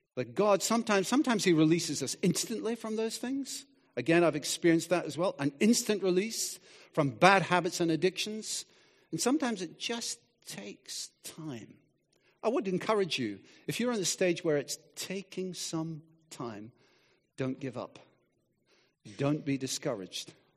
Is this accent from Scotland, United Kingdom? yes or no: yes; Scotland, United Kingdom; moved away; I grew up in Scotland, and, uh, we lived by the sea